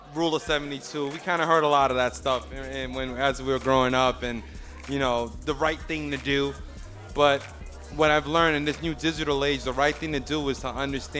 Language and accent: English; Uniondale, New York, United States; also born or lived in Brooklyn, New York; I was born in Brooklyn, raised out in Long Island in Uniondale